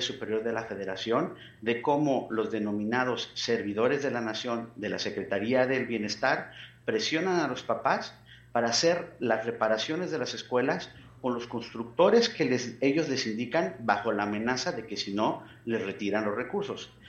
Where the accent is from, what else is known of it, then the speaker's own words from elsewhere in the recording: Mexico; como mexicanas, como mexicanos